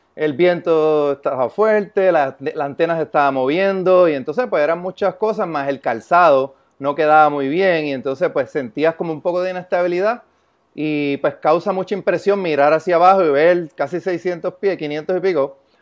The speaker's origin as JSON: {"language": "Spanish", "town": "San Lorenzo", "country": "Puerto Rico", "said": "yo soy de San Lorenzo, Puerto Rico"}